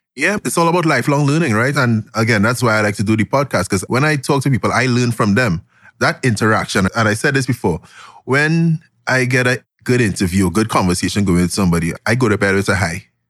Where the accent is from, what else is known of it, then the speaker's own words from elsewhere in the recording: Glencoe, Trinidad & Tobago; I grew up in Glencoe, Trinidad